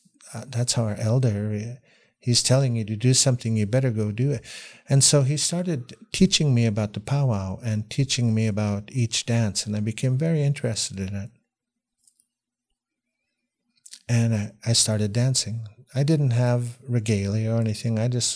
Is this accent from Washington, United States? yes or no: yes; Washington, United States; also born or lived in Oliver, Canada; I was born in Canada, in Oliver, BC, but as soon as I came out of the hospital, I lived in Washington State. So I was raised mostly in the United States.